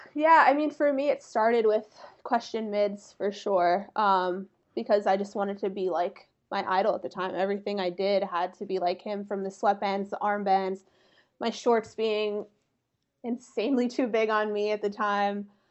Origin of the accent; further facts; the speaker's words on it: about an hour north of Philadelphia, Pennsylvania, United States; I'm from about an hour north of Philly